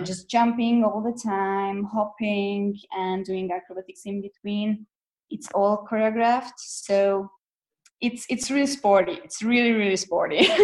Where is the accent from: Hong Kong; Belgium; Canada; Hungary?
Hungary; moved away as an adult; now in Zurich, Switzerland; I'm originally from Hungary. I lived there till I was about 25.